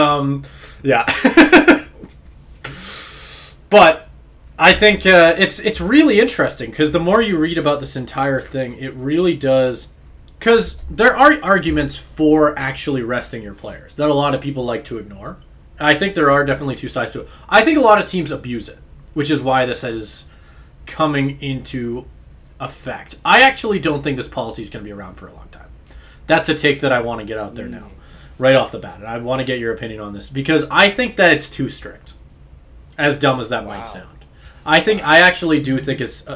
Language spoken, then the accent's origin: English; Calgary, Alberta, Canada; me and Caleb both grew up in Calgary. So Calgary, Alberta